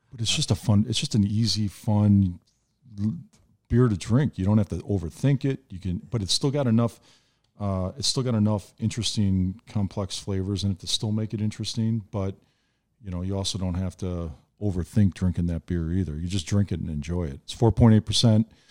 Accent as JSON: {"language": "English", "town": "Frankfort Square", "region": "Illinois", "country": "United States", "tie": "born or raised there", "also_born_or_lived": "Chicago", "said": "my folks decided to leave the city and we moved down to the South Suburbs and I grew up, uh, down in Frankfort Square"}